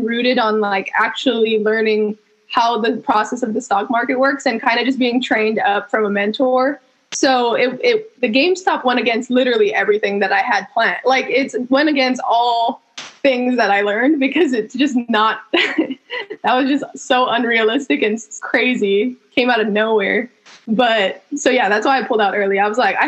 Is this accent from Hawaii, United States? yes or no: yes; Hawaii, United States; moved away as an adult; also born or lived in Fresno, California / Berkeley, California; I am born and raised in Hawaii. I represent my islands.